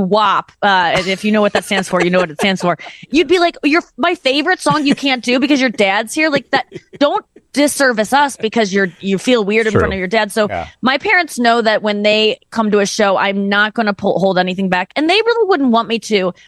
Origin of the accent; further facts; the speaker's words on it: St. Louis, Missouri, United States; especially in the Midwest, I'm from St. Louis